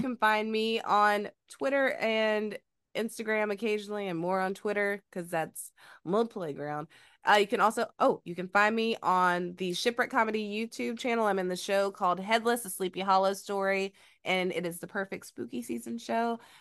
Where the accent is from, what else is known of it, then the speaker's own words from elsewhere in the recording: Georgia, United States; also born or lived in Phenix City, Alabama; now in Los Angeles, United States; I am from Georgia